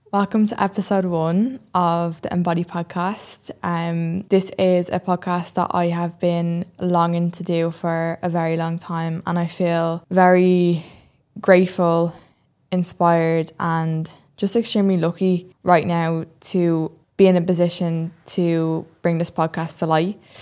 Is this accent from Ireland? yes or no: yes; Dublin, Leinster, Ireland; I'm twenty-three and I'm from Dublin